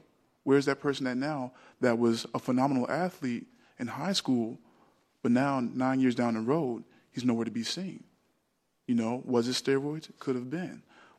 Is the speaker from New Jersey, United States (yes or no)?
yes; New Jersey, United States; we had an individual when I was growing up in South Jersey in track where a kid was just phenomenal at the shot put